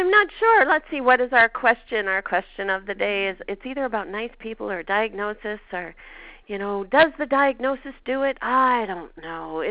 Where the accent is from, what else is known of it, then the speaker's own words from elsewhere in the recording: Canada; accent: Canadian; my Canadian accent